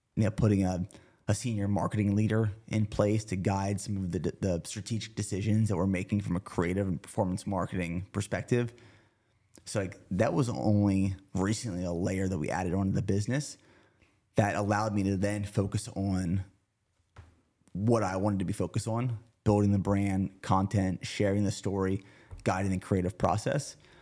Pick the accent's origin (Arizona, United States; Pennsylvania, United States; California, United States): Pennsylvania, United States; near Harrisburg; moved away; we lived about thirty minutes from downtown Harrisburg